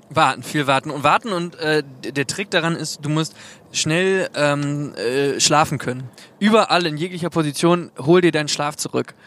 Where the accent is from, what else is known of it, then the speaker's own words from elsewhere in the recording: Hagen, Germany; also born or lived in Osnabrück; hier in, in Hagen, wo wir herkommen